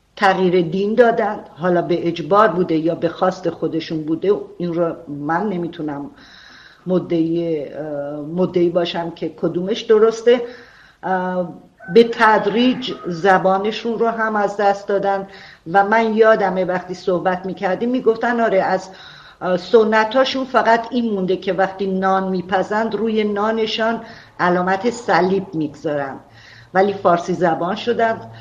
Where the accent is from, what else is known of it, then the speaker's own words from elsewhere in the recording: Arak, Markazi, Iran; شهرستان کوچیک مثل عراق که زادگاه من بوده